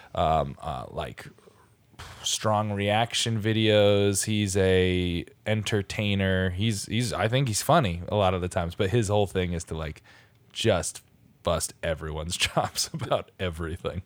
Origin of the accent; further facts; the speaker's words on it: Stratford, Connecticut, United States; my hometown, Stratford, Connecticut